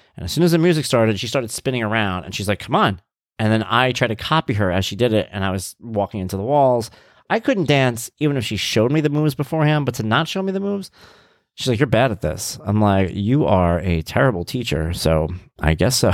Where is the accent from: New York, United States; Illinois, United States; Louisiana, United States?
New York, United States; Long Island; we're from Long Island.